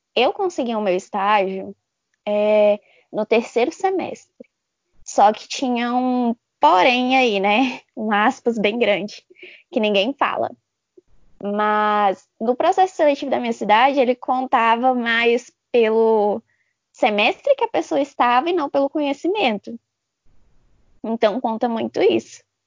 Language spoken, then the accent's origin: Portuguese; Formosa, Goiás, Brazil; Eu sou de Formosa, Goiás, do lado de Brasília